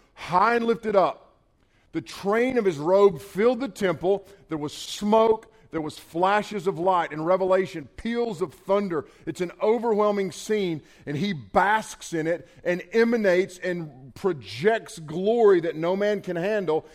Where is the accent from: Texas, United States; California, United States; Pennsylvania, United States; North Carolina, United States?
North Carolina, United States; Western; I'm a hillbilly from Western North Carolina.